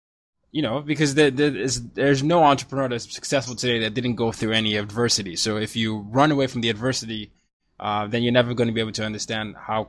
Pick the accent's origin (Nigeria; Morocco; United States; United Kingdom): Nigeria; I mean, yeah, I'm Nigerian. I have to say soccer here, but I say football.